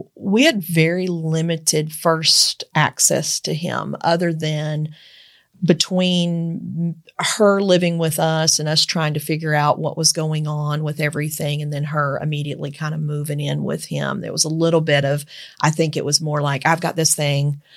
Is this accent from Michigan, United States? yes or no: no; Eastern Kentucky, United States; moved away; also born or lived in Georgetown, Kentucky; I grew up in Eastern Kentucky